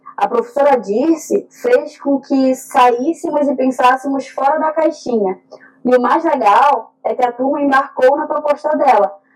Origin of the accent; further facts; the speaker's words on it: North Region, Brazil; Eu e Vácia somos do norte do Brasil